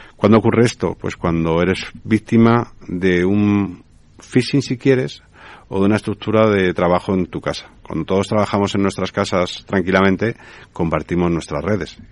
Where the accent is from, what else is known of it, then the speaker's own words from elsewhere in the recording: Spain; Tenemos muchísimo, muchísimas cosas en España